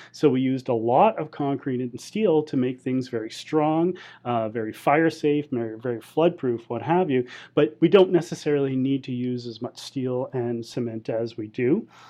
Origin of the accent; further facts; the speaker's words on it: Canadian Pacific Northwest, British Columbia, Canada; also born or lived in Alberta; I'm from the Canadian Pacific Northwest, and I've lived in British Columbia and the mountains of Alberta my entire life.